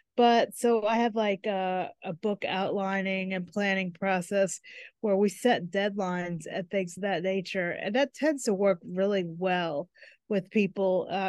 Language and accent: English; United States; I'm from the United States.